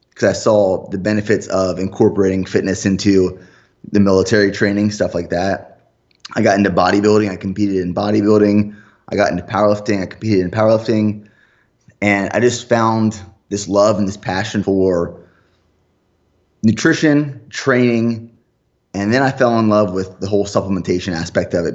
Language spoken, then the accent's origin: English; Pennsylvania, United States; moved away; my family back home, I'm from Pennsylvania originally